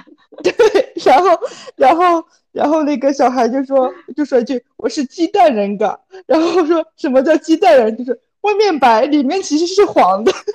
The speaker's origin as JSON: {"language": "Chinese", "town": "Xi'an", "region": "Shaanxi", "country": "China", "tie": "born or raised there", "moved": "yes", "said": "我来自一个 旅游的城市，但是，但是，但是，就是我是，我们家是在，就是西安，但是就是小时候我们，我住的地方其实就没有，还没有被划到西安的市区里面"}